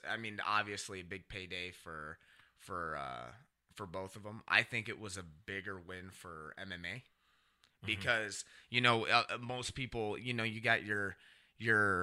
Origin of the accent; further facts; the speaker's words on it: Cedar Rapids, Iowa, United States; Cedar Rapids